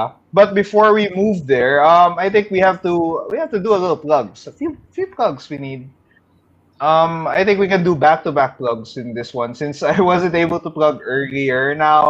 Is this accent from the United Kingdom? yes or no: no; Milan, Lombardy, Italy; We grew up there in Milan with Milan supremacy, with AC and Inter.